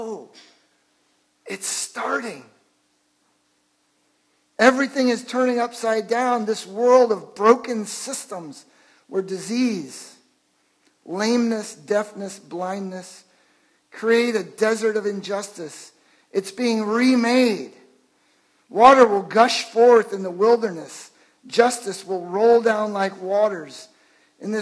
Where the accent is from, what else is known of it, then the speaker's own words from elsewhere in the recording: Chicago, Illinois, United States; I grew up in Chicago.